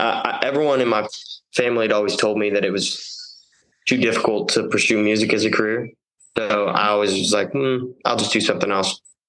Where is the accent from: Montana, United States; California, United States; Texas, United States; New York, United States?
Texas, United States; Midland; Born and raised in Midland, Texas.